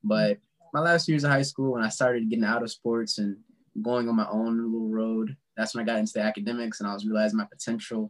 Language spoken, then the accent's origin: English; St. Louis, Missouri, United States; I'm from St. Louis, born and raised for the most part. You know, moved around a lot